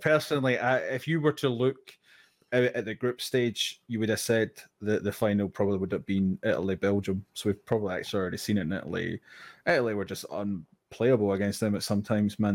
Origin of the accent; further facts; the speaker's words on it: Scotland, United Kingdom; being Scottish